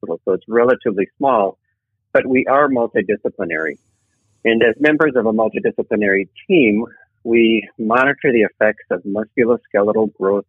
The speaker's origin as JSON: {"language": "English", "region": "Wisconsin", "country": "United States", "moved": "yes", "lives_now": "Minnesota, United States", "said": "I'm originally from Wisconsin, wanted to come back to the upper Midwest"}